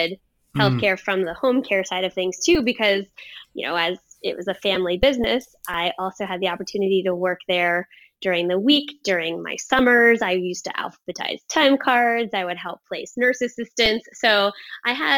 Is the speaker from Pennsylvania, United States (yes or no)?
yes; Pittsburgh, Pennsylvania, United States; moved away as an adult; also born or lived in North Carolina; I grew up in Pittsburgh, Pennsylvania, a suburb outside of Pittsburgh called Fox Chapel.